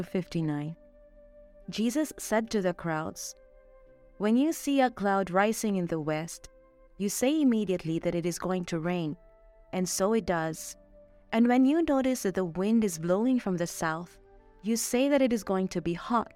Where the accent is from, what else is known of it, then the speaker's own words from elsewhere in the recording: Philippines; moved away as an adult; now in Mexico; I'm a Filipina missionary assigned here in Mexico